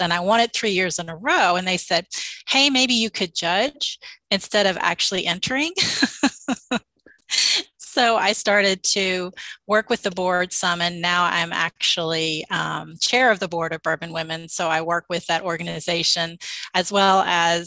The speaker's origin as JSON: {"language": "English", "town": "Louisville", "region": "Kentucky", "country": "United States", "tie": "born or raised there", "also_born_or_lived": "Nashville, Tennessee", "moved": "as an adult", "said": "I grew up in the Louisville, Kentucky area, and I lived in Nashville for about 17 years. And when we moved back here"}